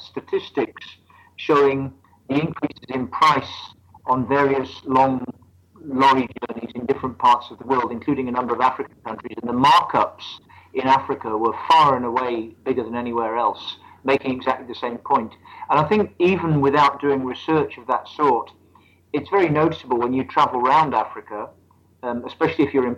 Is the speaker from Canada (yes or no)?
no; Midlands, United Kingdom; Well, I'm British. I come from the what we call the Midlands of England.